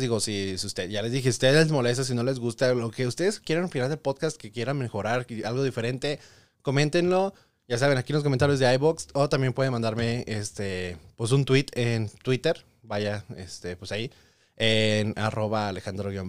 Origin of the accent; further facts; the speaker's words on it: Tepic, Nayarit, Mexico; also born or lived in Tijuana, Baja California; now in United States; a la bella ciudad de Tepic Nayarit, porque pues ahí crecí